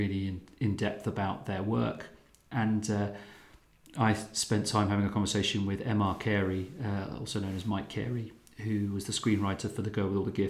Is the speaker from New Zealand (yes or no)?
no; Luton, East of England, United Kingdom; Luton, my hometown